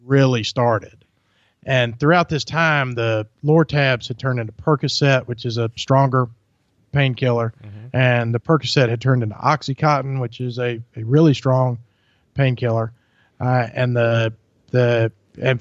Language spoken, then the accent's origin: English; Germantown, Tennessee, United States; also born or lived in Byhalia, Mississippi; I'm from Germantown, Tennessee, is where I grew up.